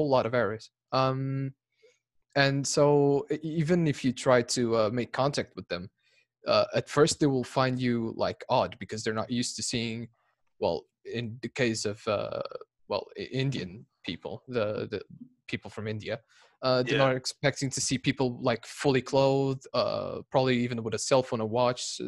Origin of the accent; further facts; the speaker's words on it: Lisbon, Portugal; I'm from Portugal, Lisbon